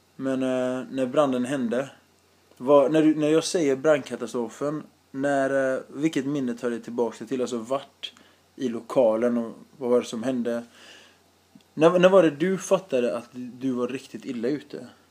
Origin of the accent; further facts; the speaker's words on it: Sweden; Jag är född här